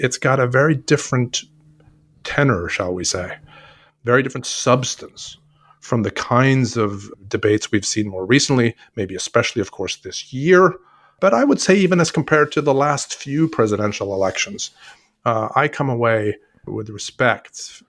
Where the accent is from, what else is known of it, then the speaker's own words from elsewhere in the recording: Sweden; now in United States; I'm originally from Sweden.